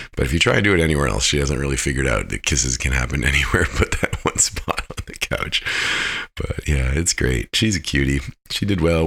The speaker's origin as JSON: {"language": "English", "town": "Fairbanks", "region": "Alaska", "country": "United States", "said": "I'm from Fairbanks"}